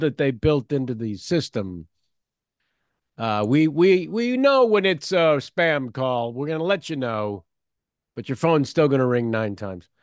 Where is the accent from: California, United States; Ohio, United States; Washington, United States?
California, United States; San Francisco; moved away; I'm from San Francisco originally